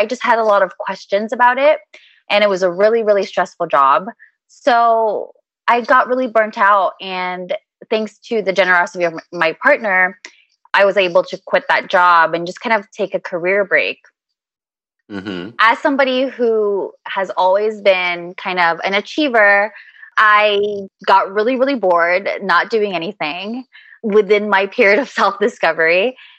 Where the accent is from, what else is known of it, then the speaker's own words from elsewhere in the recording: Philippines; Within my culture, I'm Filipino. So within our culture, we have a really, really deep appreciation for food.